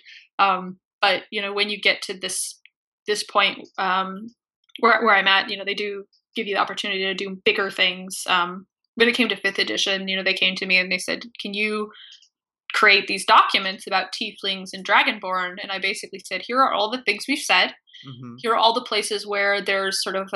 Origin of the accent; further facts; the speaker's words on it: Midwest, United States; I grew up in the Midwest